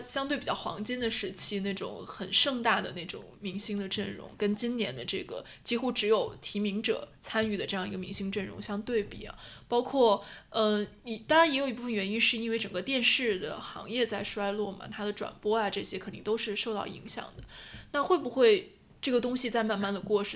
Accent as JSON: {"language": "Chinese", "region": "northern China", "country": "China", "tie": "born or raised there", "moved": "as an adult", "said": "我作为一个从小在北方长大的小孩儿，方言能力为零"}